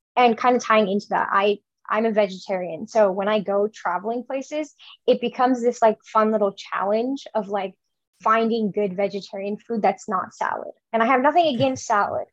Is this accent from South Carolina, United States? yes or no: no; Chicago, Illinois, United States; moved away as an adult; now in Nebraska, United States; I grew up in Chicago